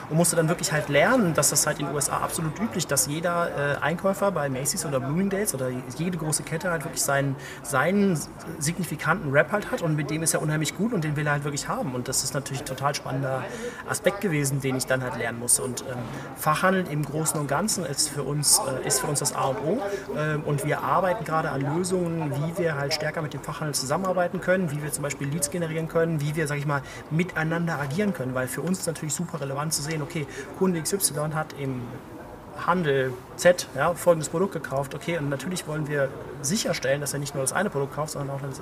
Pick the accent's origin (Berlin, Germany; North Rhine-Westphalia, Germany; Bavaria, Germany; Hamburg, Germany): North Rhine-Westphalia, Germany; Cologne; now in Idar-Oberstein, Germany; Also ich komme wirklich aus Köln, ich war sonst eigentlich immer in irgendwelchen Metropolen und Ländern und irgendwie viel unterwegs